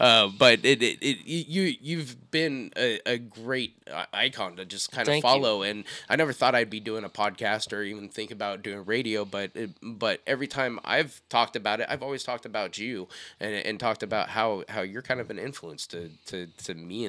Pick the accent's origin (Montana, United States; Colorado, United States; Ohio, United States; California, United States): Montana, United States; born there; His grandma. Hey, I was born in Montana. You should use the mills I worked in, too. Montana Mills.